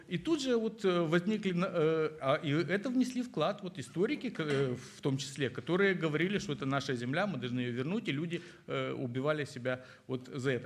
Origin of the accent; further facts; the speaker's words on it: Moldova; moved away; я родом из Молдавии